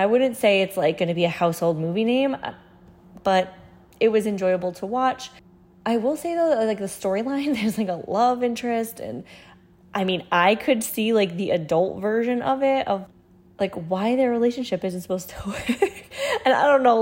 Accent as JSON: {"language": "English", "region": "New England", "country": "United States", "tie": "born or raised there", "said": "growing up in New England"}